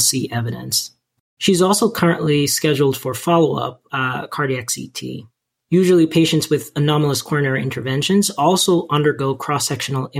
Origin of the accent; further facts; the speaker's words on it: Jamaica; moved away; growing up in Jamaica